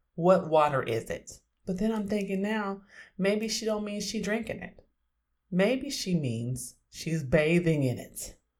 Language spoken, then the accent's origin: English; Oakland, California, United States; I'm from Oakland, and I'm a queer Black feminist scholar